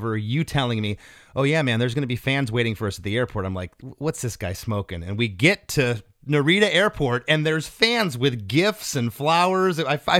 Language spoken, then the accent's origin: English; Detroit, Michigan, United States; I'm from the Detroit area